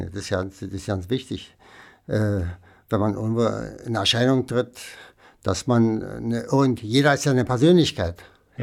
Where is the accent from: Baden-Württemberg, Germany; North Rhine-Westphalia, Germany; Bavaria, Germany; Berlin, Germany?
Berlin, Germany; ich bin ja ein Berliner Kind. Ich bin ja 1940 geboren, also während des Krieges sozusagen. Und äh, da ich im Osten und im Westen groß geworden bin